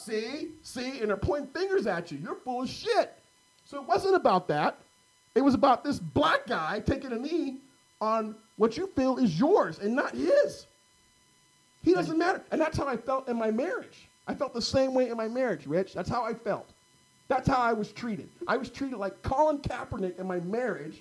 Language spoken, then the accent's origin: English; Carmichael, California, United States; grew up in Carmichael, bro. Private Catholic schools